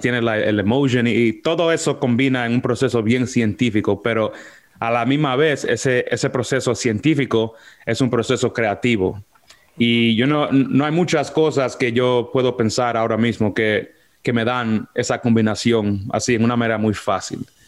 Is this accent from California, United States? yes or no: no; New York, United States; yo soy de los Estados Unidos, de Nueva York. Ah, eh, nací y me, y me crié en Washington Heights, en un pueblo allá en Alto Manhattan